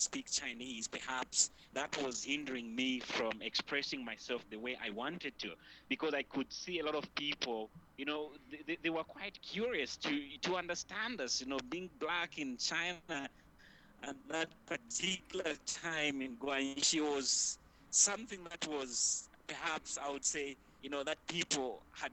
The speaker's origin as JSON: {"language": "English", "region": "Copperbelt Province", "country": "Zambia", "tie": "born or raised there", "moved": "as an adult", "said": "I was brought up on the Copper Belt that is just, you know, right at the border with Congo."}